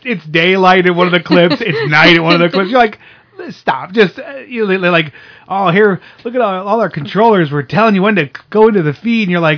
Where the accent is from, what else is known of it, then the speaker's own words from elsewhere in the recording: Pennsylvania, United States; we grew up in Pennsylvania.